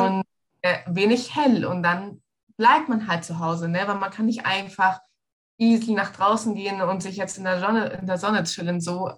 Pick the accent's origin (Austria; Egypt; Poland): Egypt; now in Munich, Germany; bin ja in Ägypten aufgewachsen, ich bin Ägypterin